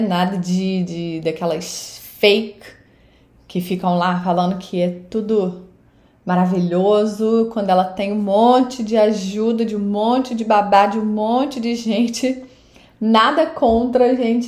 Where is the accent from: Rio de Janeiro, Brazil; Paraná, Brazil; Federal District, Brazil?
Rio de Janeiro, Brazil; Saquarema; moved away as an adult; now in United States; Eu sou do Rio de Janeiro, sou de Saquarema, no Rio de Janeiro no Brasil. E eu moro aqui nos Estados Unidos já há 13 anos e pouco, quase 14 anos.